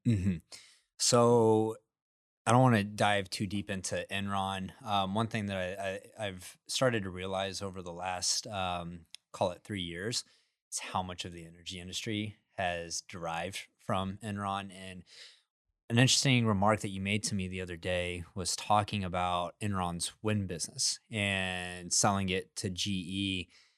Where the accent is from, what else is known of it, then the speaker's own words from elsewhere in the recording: Midland, Texas, United States; now in Katy, United States; I grew up in Midland, Texas